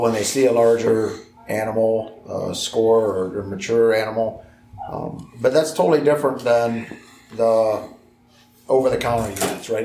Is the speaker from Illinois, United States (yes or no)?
yes; Illinois, United States; moved away as an adult; also born or lived in Montana; I grew up in Illinois, and I started guiding in Montana when I was 18